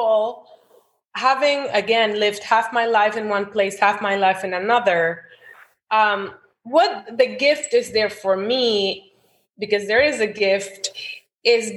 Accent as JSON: {"language": "English", "town": "Santo Domingo", "country": "Dominican Republic", "tie": "born or raised there", "also_born_or_lived": "New Jersey / New York", "second_language": "English", "moved": "as an adult", "said": "I was born in Jersey and raised in Santo Domingo."}